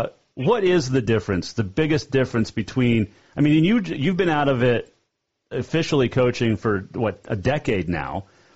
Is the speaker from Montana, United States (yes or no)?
yes; Bozeman, Montana, United States; I grew up in Bozeman